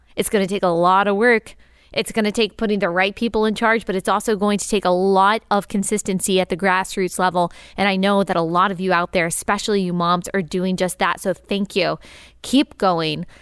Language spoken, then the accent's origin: English; Dallas, Texas, United States; I grew up in Dallas, major city